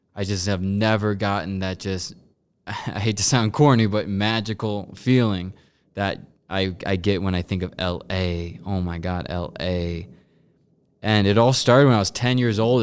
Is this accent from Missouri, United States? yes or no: yes; Missouri, United States; moved away as an adult; also born or lived in Los Angeles; we're all from Missouri